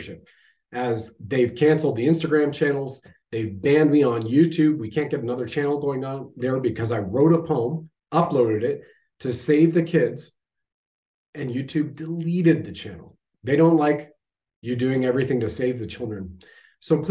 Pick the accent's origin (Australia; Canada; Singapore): Canada